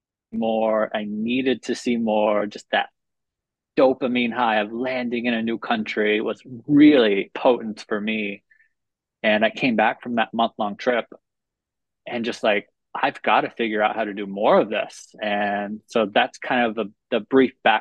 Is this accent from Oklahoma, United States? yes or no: yes; Oklahoma City, Oklahoma, United States; moved away as an adult; also born or lived in Mustang, Oklahoma; now in Sayulita, Mexico; I was born and raised in Oklahoma City